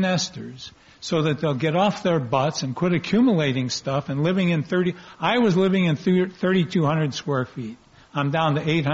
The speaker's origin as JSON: {"language": "English", "town": "Fresno", "region": "California", "country": "United States", "tie": "born or raised there", "also_born_or_lived": "Orange County, California", "moved": "yes", "lives_now": "San Francisco, United States", "said": "I'm born and raised in Fresno, Central Valley, and I've spent half my life in Orange County, and now I'm living in San Francisco"}